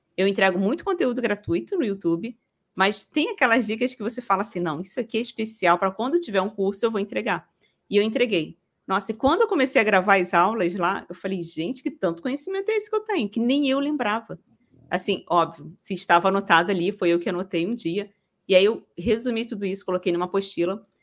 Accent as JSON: {"language": "Portuguese", "region": "Rio de Janeiro", "country": "Brazil", "said": "sou carioca"}